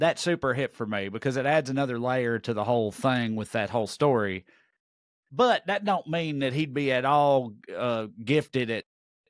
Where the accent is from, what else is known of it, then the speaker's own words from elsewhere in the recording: Tennessee, United States; I'm from Tennessee.